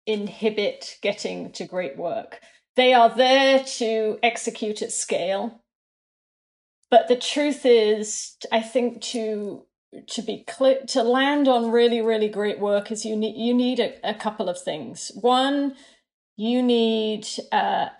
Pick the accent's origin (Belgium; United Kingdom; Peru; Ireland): United Kingdom; moved away as an adult; also born or lived in London; now in Brooklyn, United States; as a British account handler.